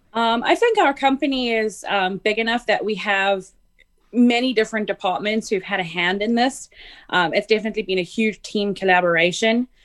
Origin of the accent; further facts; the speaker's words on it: South Africa; moved away as an adult; I'm from South Africa, so um, I worked in South Africa for a couple years and then moved over here